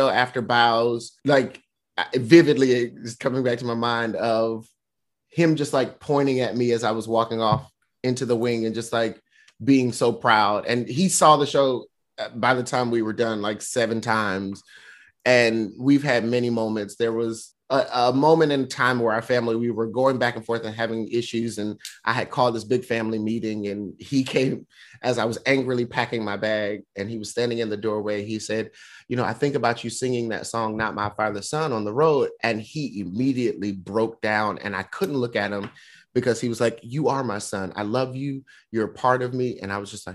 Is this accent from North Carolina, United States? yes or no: yes; North Carolina, United States; moved away as an adult; also born or lived in Tokyo, Japan; now in New York, United States; I grew up in North Carolina